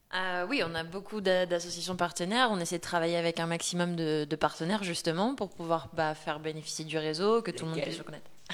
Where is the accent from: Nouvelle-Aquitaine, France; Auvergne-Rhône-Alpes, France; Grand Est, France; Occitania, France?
Nouvelle-Aquitaine, France; Bordeaux; moved away as an adult; also born or lived in Paris; À la base j'étais de Bordeaux, j'étais venue pour mes études